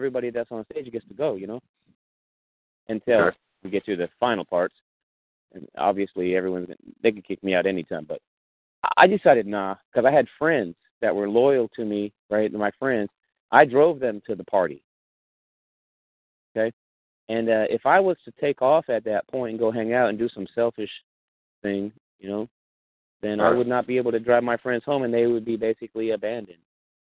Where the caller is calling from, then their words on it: California, United States; I'm actually calling from California, the state of California